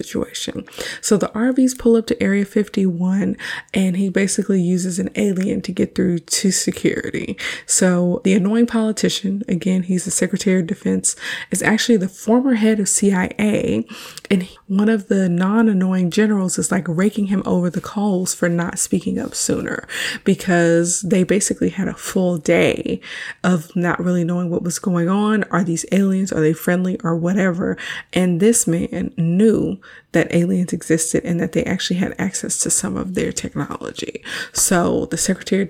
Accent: Houston, Texas, United States; Houston is my hometown.

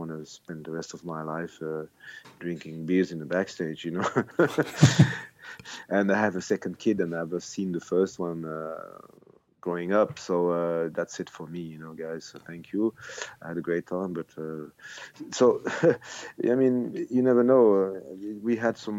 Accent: Switzerland; I grew up here in Switzerland where nobody believed in Swiss bands at the time

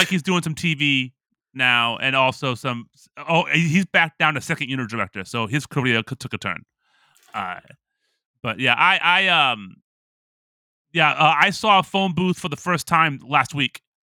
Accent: Toledo, Ohio, United States; Toledo, Ohio's own Katie Holmes, my ho, my hometown

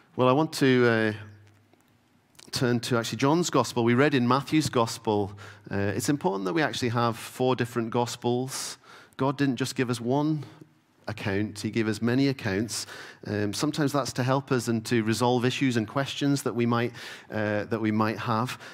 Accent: Stornoway, Scotland, United Kingdom; I grew up in the Isle of Lewis. Uh, so growing up in Stoneway

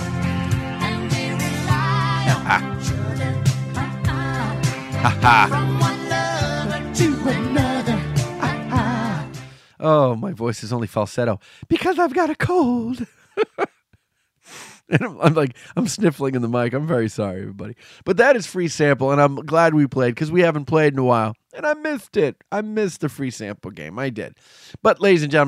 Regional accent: Chelsea, Massachusetts, United States; I grew up in Chelsea, not that far from Boston

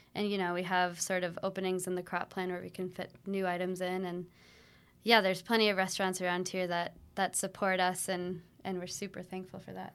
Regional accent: Ipswich, Massachusetts, United States; I grew up in Ipswich, Massachusetts

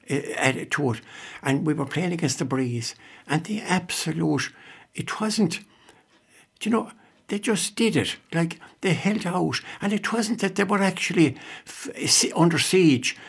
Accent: North Clare, Munster, Ireland; now in Scariff, Ireland; I'm from North Clare

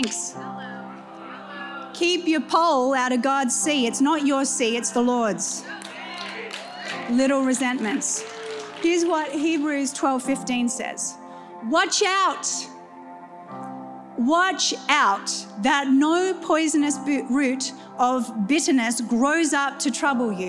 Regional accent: New Zealand; when I was growing up in New Zealand, went into ministry and marriage at 17

